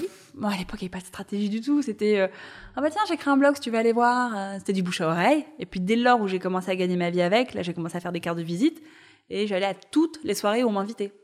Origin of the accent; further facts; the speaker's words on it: Paris, Île-de-France, France; Je suis née à Paris, j'ai grandi à Paris